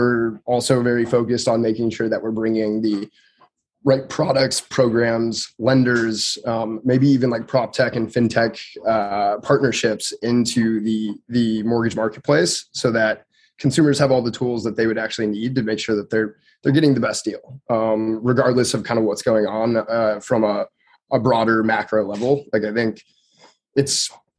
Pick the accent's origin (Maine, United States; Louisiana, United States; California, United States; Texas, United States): California, United States; Truckee; moved away; also born or lived in Reno, Nevada / Berkeley, California; I'm originally from Truckee, California, so I spent a lot of time in Reno growing up